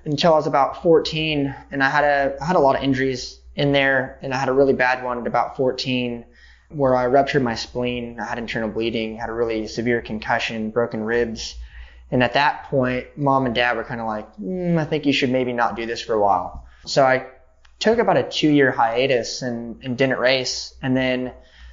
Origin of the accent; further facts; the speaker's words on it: Beaumont, California, United States; moved away; also born or lived in Redlands, California; I grew up with my dad in Beaumont, which is really the best way of describing it is it's a truck stop town on the way to Coachella.